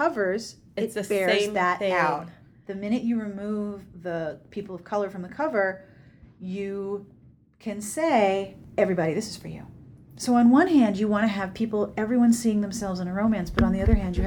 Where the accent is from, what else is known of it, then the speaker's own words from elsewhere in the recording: Pittsburgh, Pennsylvania, United States; I'm from the East Coast. I grew up in Pittsburgh